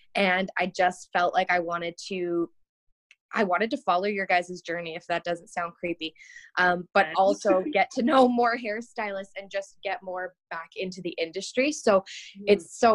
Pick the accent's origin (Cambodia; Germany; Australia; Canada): Canada; Ontario; moved away as an adult; now in Calgary, Canada; So I'm from Ontario originally. So in Ontario at the time, you could do something called a youth apprenticeship. So in grade 11, I started going to the salon